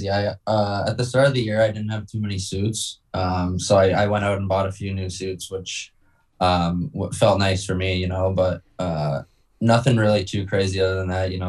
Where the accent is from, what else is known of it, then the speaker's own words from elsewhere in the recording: Toronto, Ontario, Canada; I'd say my number one would probably be Toronto just because I'm from Toronto.